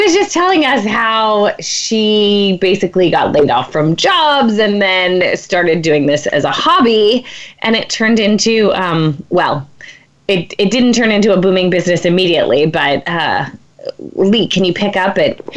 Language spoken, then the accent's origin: English; Pennsylvania, United States; I'm from Pennsylvania